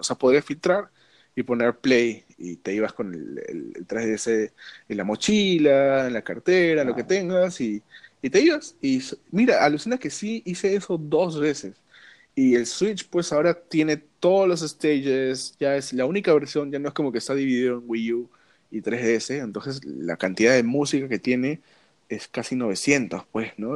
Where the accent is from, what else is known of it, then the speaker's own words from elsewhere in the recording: Peru; acá como, peruano